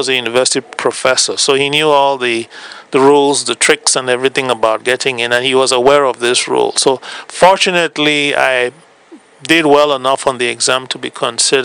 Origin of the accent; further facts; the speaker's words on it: Cameroon; moved away as an adult; also born or lived in Nigeria / United States; now in Canada; I am originally from West Africa. I now work in Canada.